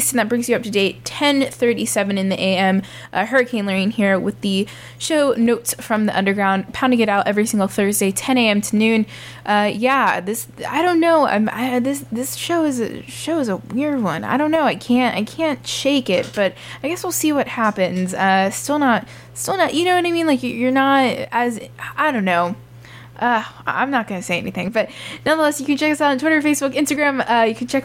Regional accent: Miami, Florida, United States; born or raised there

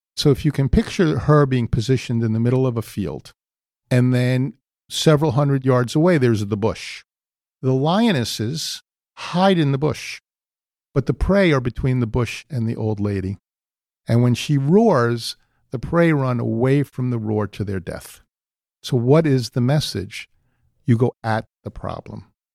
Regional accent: New York City, New York, United States; I was born in the Bronx

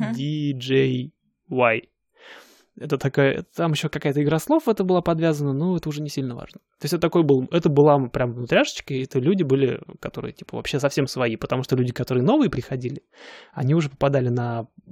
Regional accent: Siberia, Russia; moved away as an adult; я же из Сибири

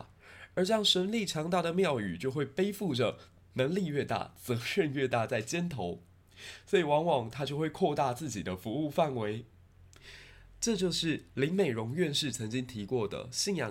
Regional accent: Tainan, Taiwan; 虽然我身为台南人，

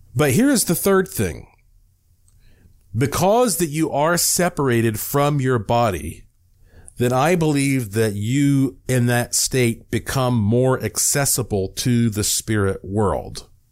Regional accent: Buncombe County, Western North Carolina, United States; I'm from Western North Carolina

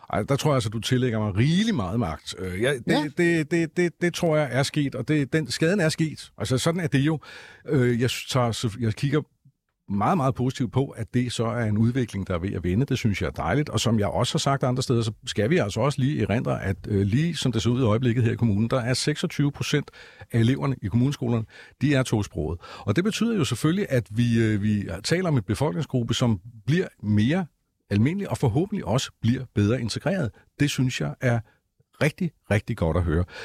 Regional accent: Copenhagen, Capital Region of Denmark, Denmark; som københavner

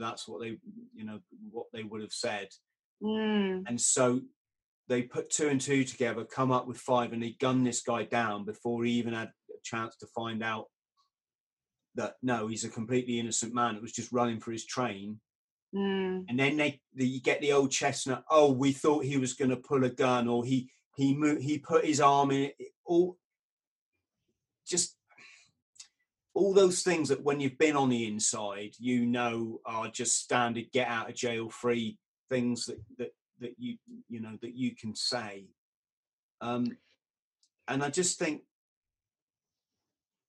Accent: United Kingdom; being British

